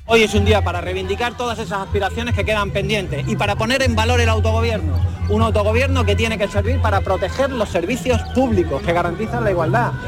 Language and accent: Spanish; Seville, Andalusia, Spain; Soy de Sevilla